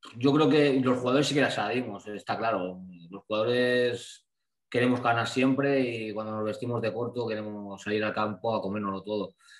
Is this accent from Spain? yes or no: yes; Blanes, Catalonia, Spain; moved away as an adult; also born or lived in Santander; yo soy de Blanes